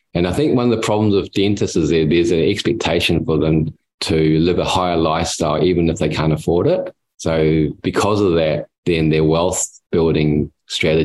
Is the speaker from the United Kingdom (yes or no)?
no; New Zealand; moved away as an adult; now in Australia; originally I come from New Zealand. 60 years ago, I was born in New Zealand and I studied there, went to school there, did my university.